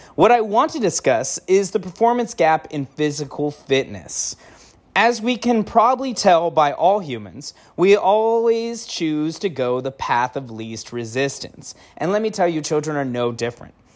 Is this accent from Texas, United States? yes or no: no; El Centro, California, United States; I'm from California, El Centro, California